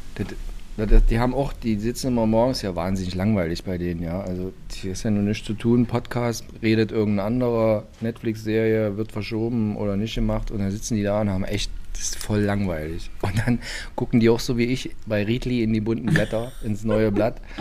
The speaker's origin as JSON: {"language": "German", "area": "Karl-Marx-Stadt District", "region": "today Saxony", "country": "Germany", "said": "Ich bin noch nicht aus Sachsen, ich bin aus dem Bezirk Karl-Marx-Stadt"}